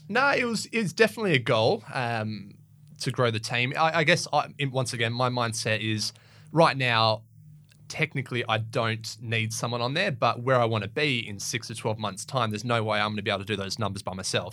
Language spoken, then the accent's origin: English; Perth, Western Australia, Australia; I grew up in City Beach and Wembley Downs and around there